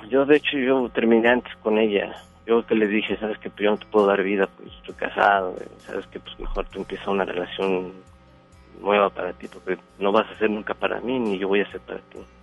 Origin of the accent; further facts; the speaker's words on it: Puebla, Mexico; moved away as an adult; now in Monterrey, Mexico; Yo soy del estado de Puebla. Yo tengo 10 años radicando aquí en Monterrey